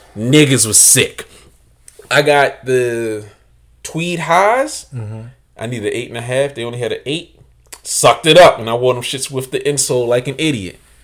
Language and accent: English; Baltimore, Maryland, United States; I'm from Baltimore